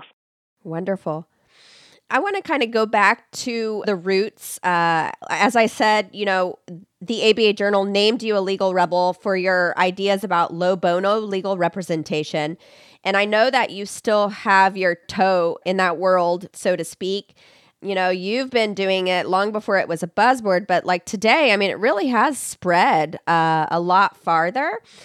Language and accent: English; Texas, United States; here in my home state of Texas